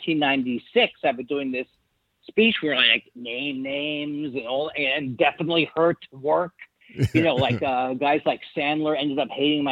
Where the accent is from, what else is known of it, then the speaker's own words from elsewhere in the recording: New York City, New York, United States; I grew up in Whitestone, which is right like 10 minutes from Shea Stadium.